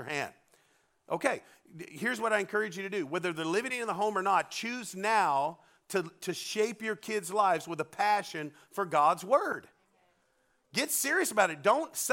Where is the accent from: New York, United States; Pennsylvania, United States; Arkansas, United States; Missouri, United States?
Arkansas, United States; We're from Arkansas. We're 49th in the education system